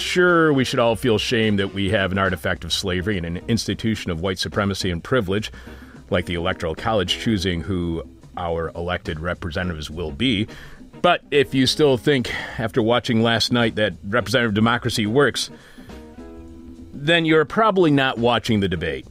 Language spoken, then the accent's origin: English; United States; we are from the United States